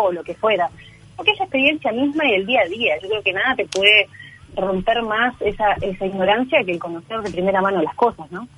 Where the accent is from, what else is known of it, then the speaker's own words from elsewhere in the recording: Uruguay; moved away; also born or lived in Chile; yo soy uruguaya, nací